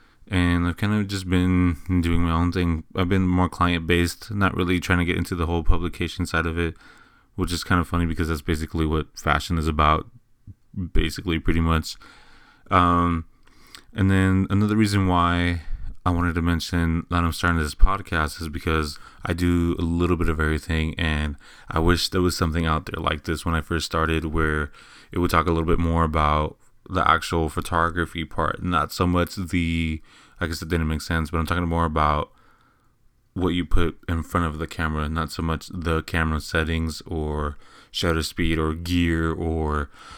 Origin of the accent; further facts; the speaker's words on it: Eagle Pass, Texas, United States; now in San Antonio, United States; I came from Eagle Pass, Texas. I moved to San Antonio, Texas, about, I want to say, 6-7 years ago.